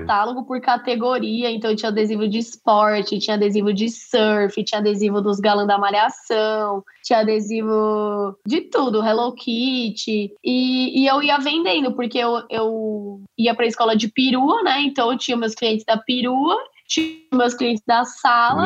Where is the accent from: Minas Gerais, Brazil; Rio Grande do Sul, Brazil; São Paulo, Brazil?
São Paulo, Brazil; accent: paulista; meu sotaque é bem de paulista